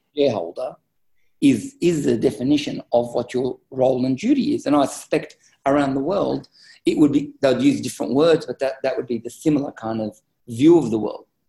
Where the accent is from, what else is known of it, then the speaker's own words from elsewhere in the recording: Australia; I'm an Australian uh, business executive